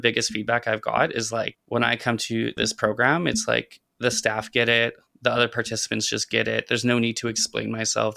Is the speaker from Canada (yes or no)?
yes; Saskatchewan, Canada; moved away as an adult; now in Vancouver, Canada; Growing up in Saskatchewan